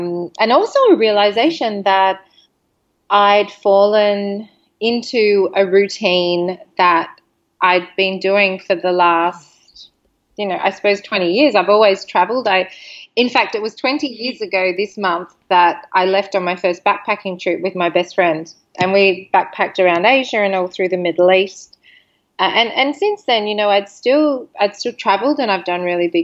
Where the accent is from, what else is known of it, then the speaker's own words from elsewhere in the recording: Sydney, New South Wales, Australia; moved away; We're from Sydney, Australia.